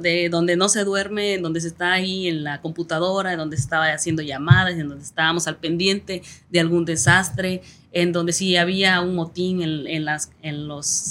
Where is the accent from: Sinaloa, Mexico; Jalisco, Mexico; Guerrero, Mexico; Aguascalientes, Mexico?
Guerrero, Mexico; Tierra Colorada; also born or lived in Chilpancingo; no había un lugar donde nacer en Tierra Colorada más que de partera